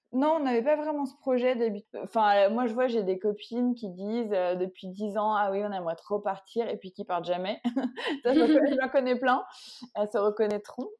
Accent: Paris region, Île-de-France, France; j'ai grandi en région parisienne

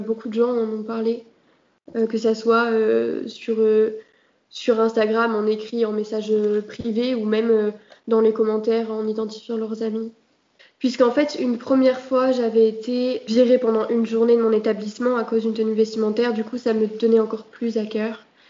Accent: Marseille, Provence-Alpes-Côte d'Azur, France; je suis de Marseille et je suis dans un lycée à Marseille

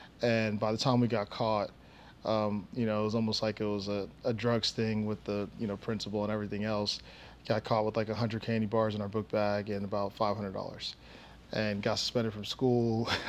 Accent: Nigeria; also born or lived in Boston / New Jersey / Savannah / Oklahoma; now in Dallas, United States; So I am a Nigerian. I was born in Boston, kind of lived everywhere, you know, Boston, Jersey, Savannah, Georgia, Oklahoma, Arkansas, and now Dallas, Texas. I went to middle school in Nigeria, actually.

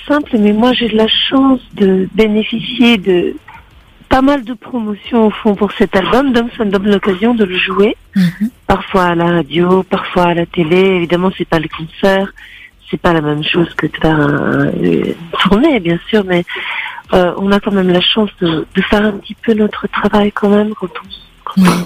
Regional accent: Turin, Piedmont, Italy; moved away; je suis née à Turin

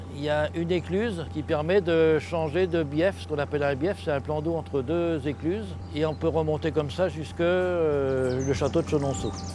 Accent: Véretz, Centre-Val de Loire, France; Je suis né à Véretz, dans le village juste en face où il y a le bateau, il y a quelques décennies

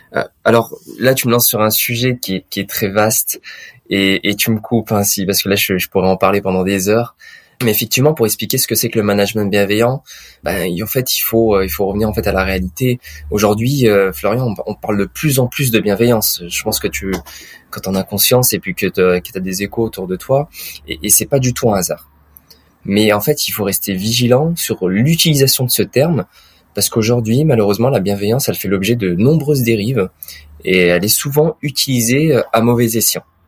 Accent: Auvergne-Rhône-Alpes, France; dans ma région natale, qui est l'Auvergne-Rhône-Alpes aujourd'hui.

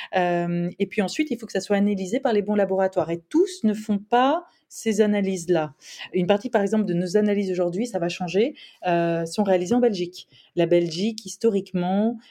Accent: France; moved away; j'ai vécu longtemps à l'étranger, donc euh, vraiment j'ai mesuré cette chance-là quand on est français

